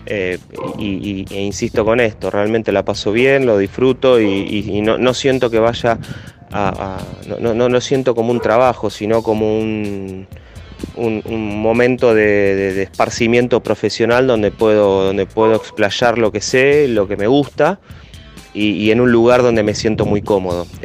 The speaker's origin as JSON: {"language": "Spanish", "town": "Lomas de Zamora", "region": "Buenos Aires Province", "country": "Argentina", "tie": "born or raised there", "said": "Amo al club, amo a los Andes, soy de Lomas de Zamora, crecí, mis primeras armas las hice allí."}